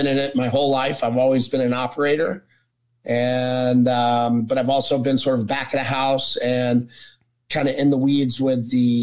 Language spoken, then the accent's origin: English; Atlanta, Georgia, United States; moved away as an adult; also born or lived in New York / Florida / Connecticut; I'm from Atlanta, Georgia.